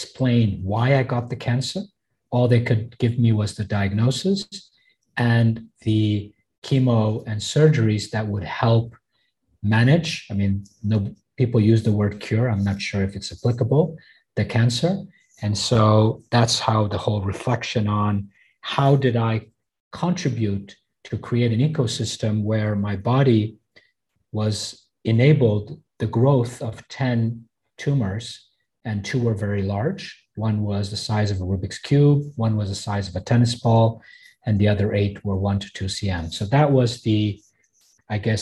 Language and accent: English; Belgium; also born or lived in Africa / Canada / United States; now in Hong Kong; I'm born in Africa. I was raised in Belgium, finished my schooling in Canada, university in the US. I moved to Hong Kong in 1992.